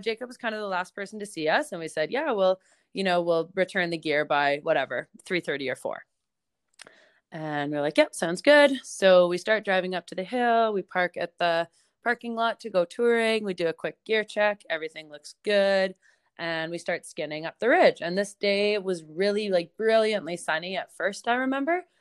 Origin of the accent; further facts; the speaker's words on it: Banff, Alberta, Canada; moved away as an adult; also born or lived in Vancouver, British Columbia; now in Nelson, Canada; I grew up in Banff, Alberta. Um, that's my hometown.